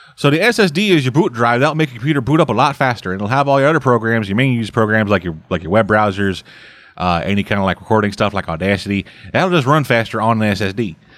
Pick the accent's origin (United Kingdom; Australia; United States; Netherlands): United States; Southern; accent: Southern; my accent switched from Southern to Russian.